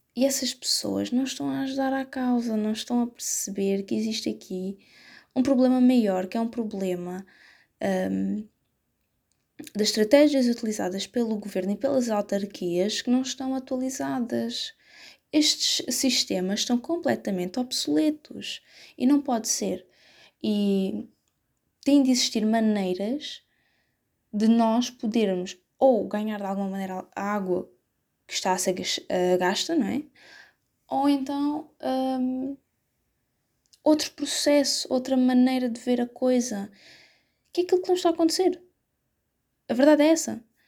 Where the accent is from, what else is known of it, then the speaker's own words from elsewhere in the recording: Setúbal, Portugal; Eu não sou dessas zonas, eu sou de Setúbal.